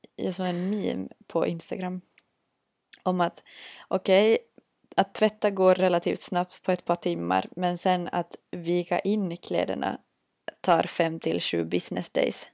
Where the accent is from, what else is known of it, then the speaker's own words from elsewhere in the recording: Vörå, Ostrobothnia, Finland; moved away as an adult; now in Vaasa, Finland; bodde i min hemby Vörå